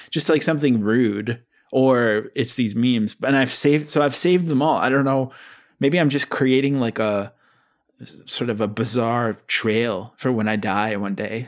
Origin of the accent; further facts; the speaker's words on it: Abbotsford, British Columbia, Canada; I grew up with in Abbotsford, B C.